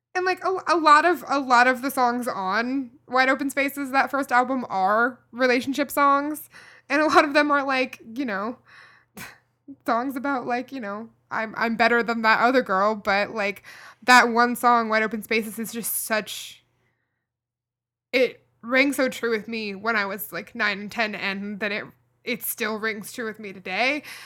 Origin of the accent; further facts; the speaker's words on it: Kentucky, United States; a girl growing up in Kentucky